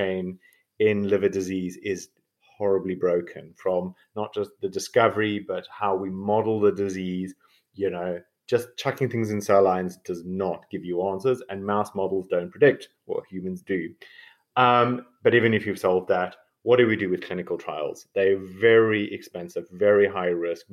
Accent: South Africa; moved away as an adult; now in Oxford, United Kingdom; I'm a South African medical doctor and geneticist, so that's my weird accent

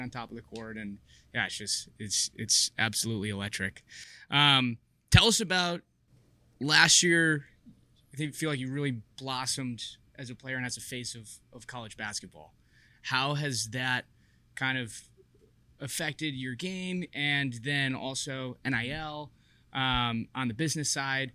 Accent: Chicago, Illinois, United States; I'm from Chicago.

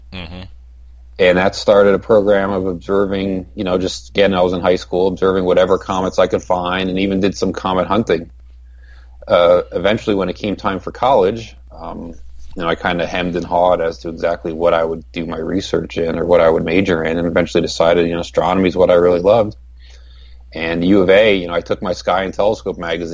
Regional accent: New Jersey, United States; now in Arizona, United States; I grew up in New Jersey originally, not too far from New York City

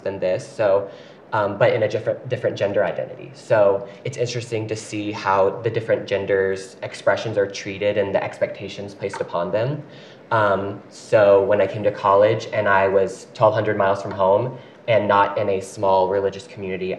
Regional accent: Paducah, Kentucky, United States; moved away as an adult; now in Utah, United States; I grew up my whole life in a small town called Paducah, Kentucky

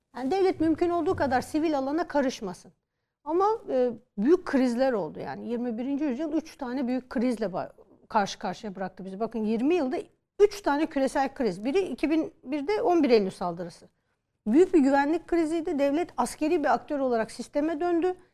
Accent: Turkey; Türk olarak, Müslüman olarak, kadın olarak

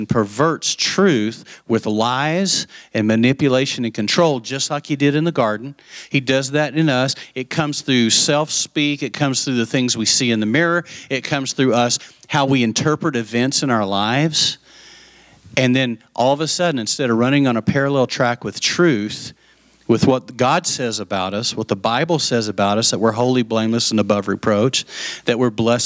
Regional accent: West Texas, United States; I grew up in West Texas

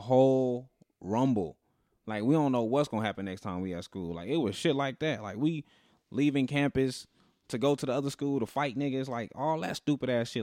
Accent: Las Vegas, Nevada, United States; we grew up in Vegas.

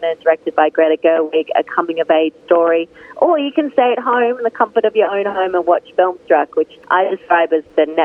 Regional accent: Australia; accent: Australian; moved away as an adult; now in United States; as you can tell from my accent, I am from Australia, and I grew up loving movies

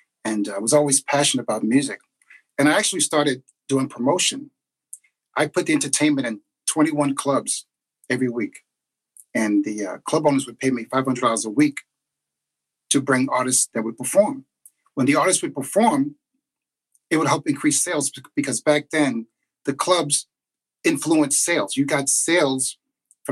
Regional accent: New York City, New York, United States; Born and raised in Queensbridge, New York, right underneath the 59th Street Bridge.

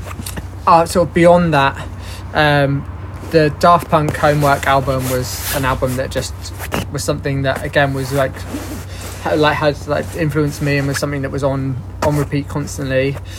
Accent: Torquay, South West England, United Kingdom; In Torquay.

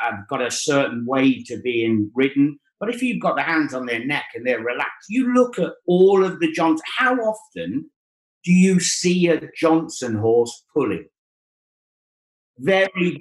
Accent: Wales, United Kingdom; I grew up in Wales

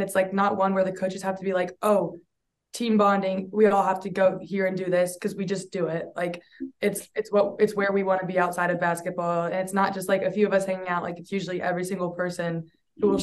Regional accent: Taylor Mill, Kentucky, United States; I'm from Taylor Mill, Kentucky, which is right across the river from Cincinnati

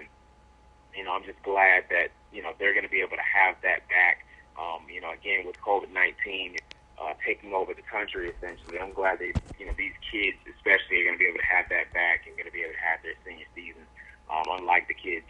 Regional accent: Tallahassee, Florida, United States; moved away as an adult; also born or lived in Pennsylvania; now in South Mississippi, United States; coming from Tallahassee, Florida, where you got Florida State, you got Florida A&M, you got Tallahassee Community College, my hometown, and then moving to Pennsylvania

